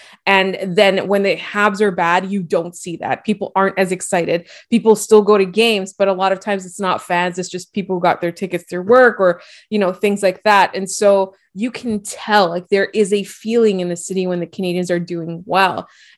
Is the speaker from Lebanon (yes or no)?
yes; Lebanon; And I, as a Lebanese person, like a one, and I grew up in the Middle East, I can 100% vouch for their shawarma.